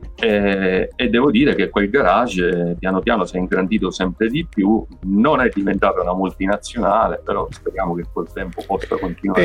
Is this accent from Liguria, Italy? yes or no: no; Sicily, Italy; essendo siciliano purtroppo ho dovuto realizzare che la mia terra mi stava sempre più stretta